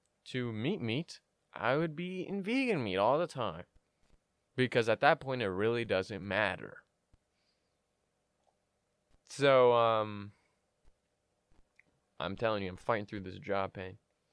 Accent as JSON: {"language": "English", "region": "Illinois", "country": "United States", "said": "I was from Southern Illinois, so there's a lot of cornfields."}